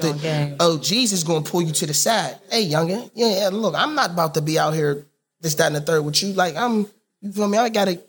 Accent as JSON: {"language": "English", "town": "Braddock", "region": "Pennsylvania", "country": "United States", "said": "I'm from Braddock. Everybody from Braddock is damn near cousins."}